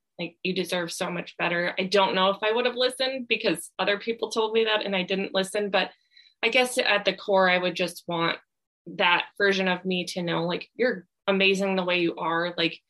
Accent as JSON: {"language": "English", "region": "Midwest", "country": "United States", "said": "like I'm from the Midwest, so I love like cheese curds."}